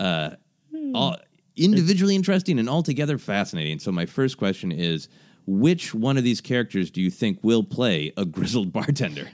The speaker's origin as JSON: {"language": "English", "town": "Minneapolis", "region": "Minnesota", "country": "United States", "tie": "born or raised there", "said": "at the Guthrie in my hometown of Minneapolis"}